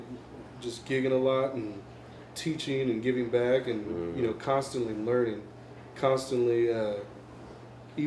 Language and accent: English; Kansas City, United States; also born or lived in Wichita, Kansas; I grew up here in Kansas City, lived here all my life